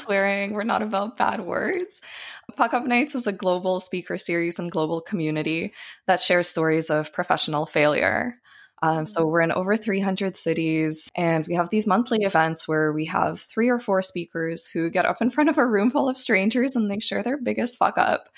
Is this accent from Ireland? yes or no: no; Canada; born or raised there; moved away as an adult; also born or lived in Ukraine / Tel Aviv, Israel